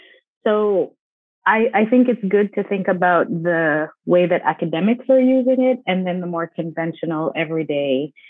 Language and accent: English; Jamaica; also born or lived in New Jersey; now in United States; came here primarily because my mom wanted an education for us. And when you're growing up in Jamaica, your sights are set on education.